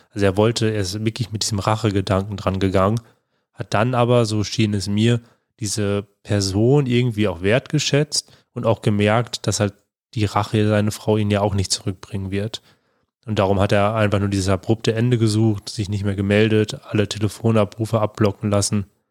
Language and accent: German; Germany; also born or lived in Bonn; bei uns in Deutschland